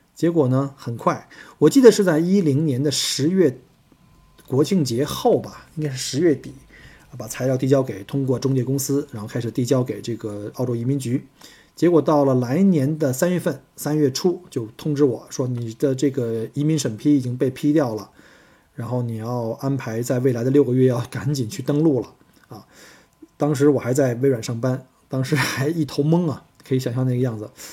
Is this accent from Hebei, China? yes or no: no; Beijing, China; moved away as an adult; now in Melbourne, Australia; 从小出生在北京，呃，西南郊的燕山山脉啊，就是在燕山石化，当年在七十年代全国最大的联合化工企业，呃，在那边，啊，破土动工